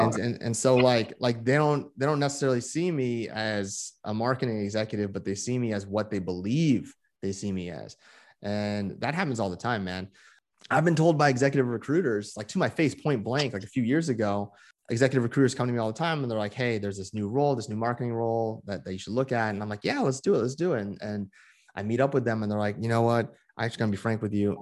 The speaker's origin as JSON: {"language": "English", "town": "Moraga", "region": "California", "country": "United States", "tie": "born or raised there", "also_born_or_lived": "Honolulu, Hawaii", "said": "I was born in Honolulu, but I grew up from, like, age three, uh, uh, in the Bay Area, in the East Bay"}